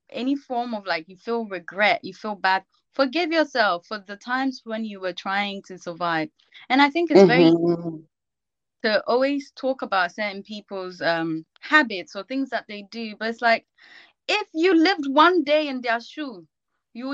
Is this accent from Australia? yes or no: no; Ghana; now in United Kingdom; I grew up in Ghana, so when I went to school in Ghana